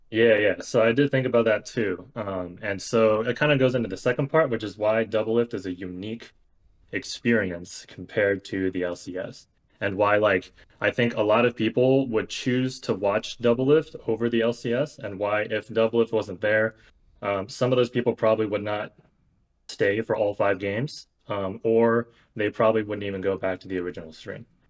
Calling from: Bay Area, California, United States; calling from the Bay Area

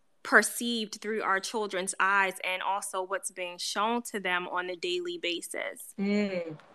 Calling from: Baltimore, Maryland, United States; No, I'm in Baltimore.

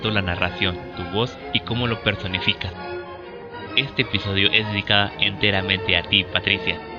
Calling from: Guadalajara, Jalisco, Mexico; ¿Qué tal? … Yo escucho Sinfonías Literarias desde Guadalajara, Jalisco.

